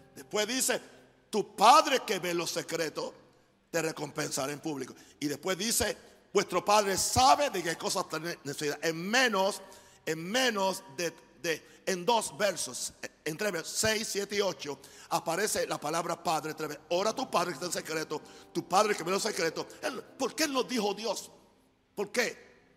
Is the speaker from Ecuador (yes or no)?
no; United States; moved away; Yo soy gringo